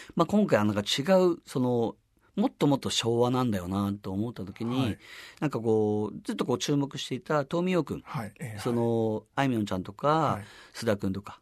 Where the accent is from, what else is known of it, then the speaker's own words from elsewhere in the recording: Hakodate, Hokkaido, Japan; その生まれ育った函館で歌ってるっていう